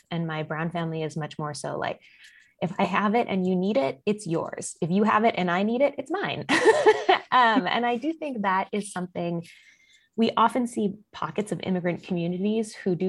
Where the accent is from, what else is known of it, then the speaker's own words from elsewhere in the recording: United States; I am also the daughter of a Latino immigrant. I was born in the United States and my mother is white.